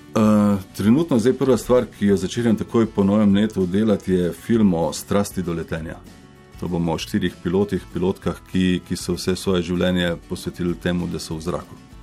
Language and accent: Slovenian; Slovenia; also born or lived in Koper / Kamnik / China; da sem iz Slovenije